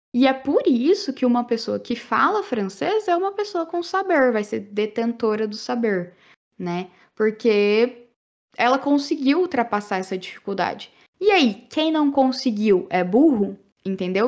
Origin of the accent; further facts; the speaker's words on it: Brazil; first language Portuguese; Eu quero falar como brasileira. Tenho uma segunda língua no francês. Porque eu tenho orgulho de ser brasileira